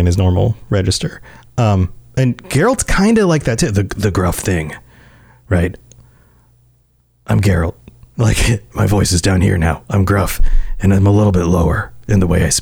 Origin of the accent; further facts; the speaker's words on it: United States; as American speakers